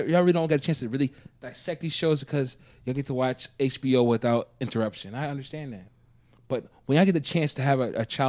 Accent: Minnesota, United States; I'm just saying is that as a Minnesotan, there's no way in hell that I'm not going to enjoy summer.

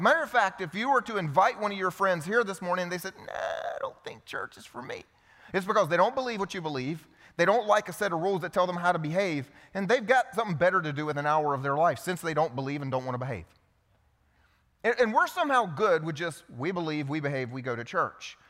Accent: the South, United States; I grew up in the South, old school generation

